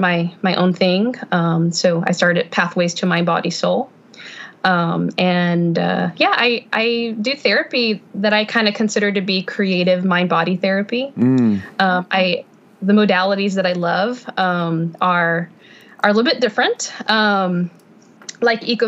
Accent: Houston, Texas, United States; now in Sugar Land, United States; I was born and raised in Houston, but now I'm here in Sugar Land

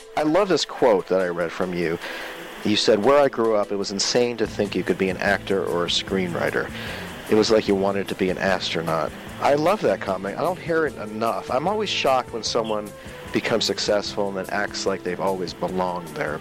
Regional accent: Maryland, United States; also born or lived in Northern Virginia; I'm from Northern Virginia and then Maryland

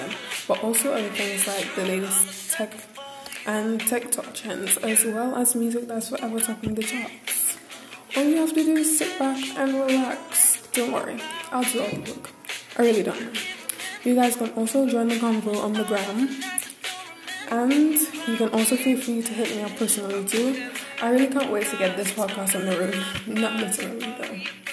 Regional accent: England, United Kingdom; I'm from England

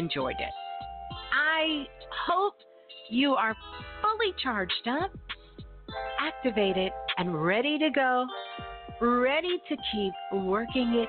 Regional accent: New York City, New York, United States; that's my birth town. Brooklyn. I'm a Brooklyn girl

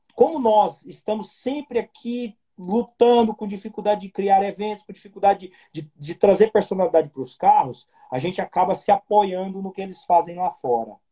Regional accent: Goiás, Brazil; Eu tô, sou goiano, terra do Piqui. Estou em Goiânia

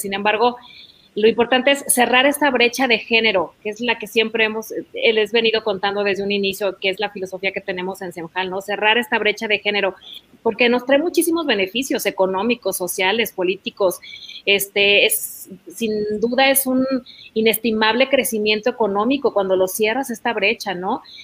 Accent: Mexico; como mexicanos, como hermanos, que es lo que somos.

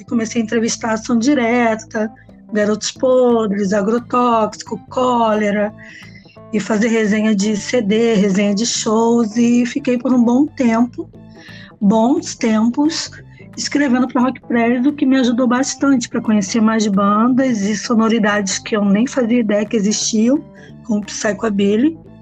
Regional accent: Nova Iguaçu, Rio de Janeiro, Brazil; eu sou de Nova Iguaçu, na Baixada Fluminense

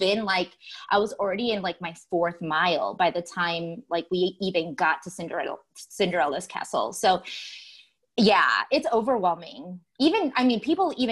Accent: Chicago, Illinois, United States; I'm from Chicago

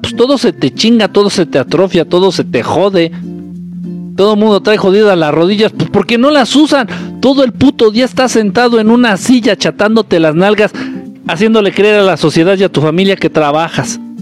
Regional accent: Mexico City, Mexico; Soy chilango y aprendí a bailar en Tepito

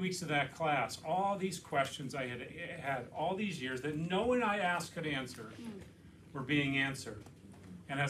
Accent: Connecticut, United States; moved away as an adult; also born or lived in Philadelphia area; now in Lancaster, United States; I was a pastor in my home state of Connecticut. My wife and I grew up there

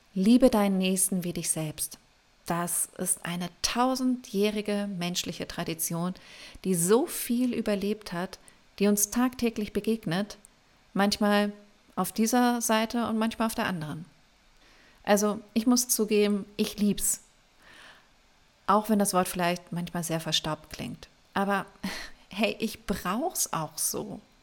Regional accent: Germany; bei uns in Deutschland

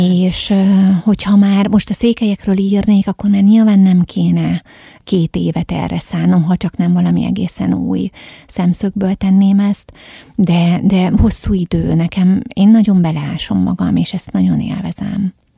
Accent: Egyek, Hajdú-Bihar, Hungary; tehát ős egyekiek vagyunk

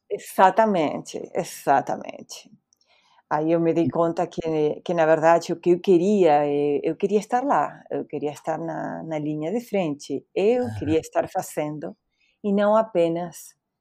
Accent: Bahía Blanca, Buenos Aires Province, Argentina; Portuguese is a second language; moved away as an adult; also born or lived in United States; now in Brazil; Eu nasci na Argentina, uhum. eu nem sou de, da capital, eu sou de outra cidade chamada Bahia Blanca

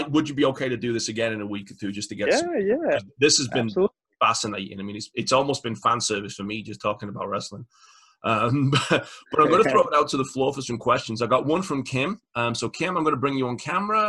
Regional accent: United Kingdom; the UK people – we grew up on the World of Sport product

